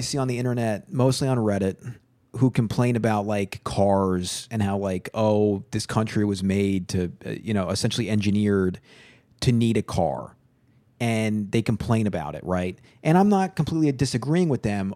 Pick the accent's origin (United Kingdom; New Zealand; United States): United States; Long Island, New York; I'm from Long Island